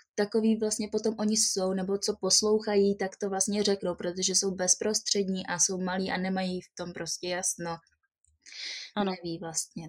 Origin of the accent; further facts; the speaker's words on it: Jihlava, Vysočina Region, Czechia; also born or lived in Prague; Jsem z Jihlavy, Narodila jsem se v České republice